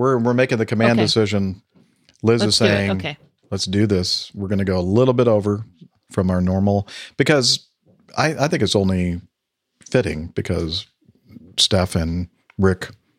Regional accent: Tallinn, Harju County, Estonia; I am from Tallinn, Estonia

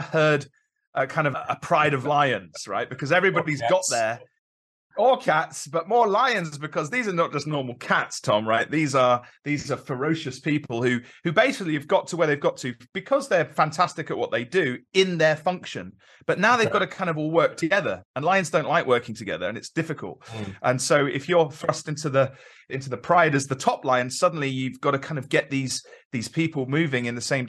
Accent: London, United Kingdom; moved away as an adult; also born or lived in Midlands; now in Carmarthenshire, United Kingdom; I'm a London lad originally

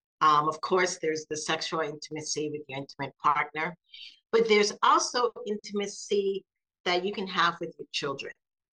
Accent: South Carolina, United States; also born or lived in Seattle, Washington; now in Florida, United States; Grew up mostly in the South and South Carolina, but Florida is what I call home.

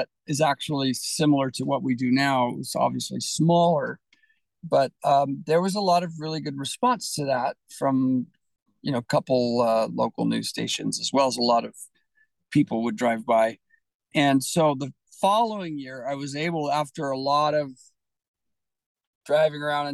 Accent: California, United States; moved away as an adult; now in Utah, United States; I grew up in California, which is a little ironic, but came to Utah.

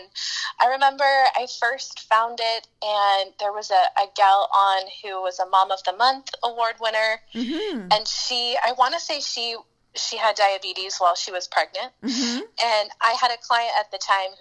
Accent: Anaheim, California, United States; now in Washington, D.C., United States; I was born in Anaheim and grew up in Orange County

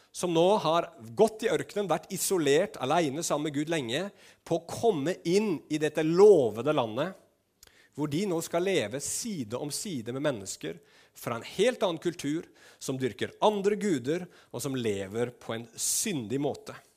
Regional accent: Norway; nordmenn som vi var

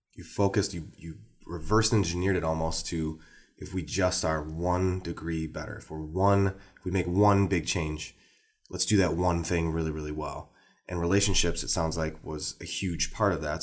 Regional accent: Wisconsin, United States; one of the campuses is right here in my hometown

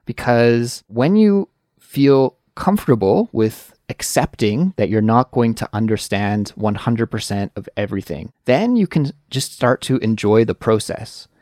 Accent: Canada; moved away as an adult; now in South Korea; I do live right now in Korea, even though I am Canadian

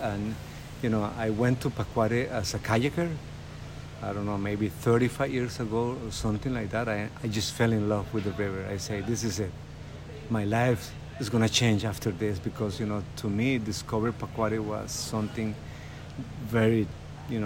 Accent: Turrialba, Cartago, Costa Rica; moved away as an adult; now in San Jose, Costa Rica; I was born in Turrialba and I lived in Turrialba until I was 20-something

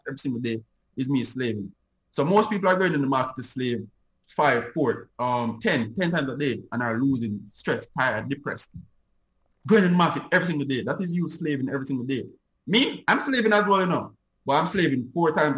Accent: Jamaica; Me as a Jamaican

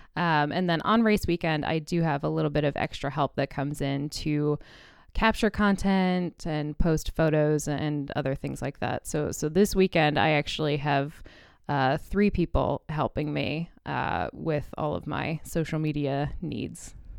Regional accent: Indianapolis, Indiana, United States; moved away; also born or lived in New York City; I was born in Indianapolis and kind of grew up around IndyCar racing

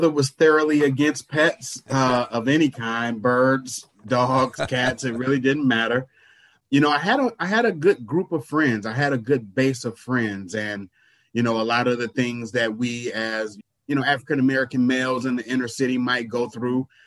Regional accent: Chicago Heights, Illinois, United States; now in Milwaukee, United States; I am from East Chicago, Indiana. Shortly after uh, my third or fourth birthday, my parents moved to Chicago Heights, Illinois, and that's where I grew up.

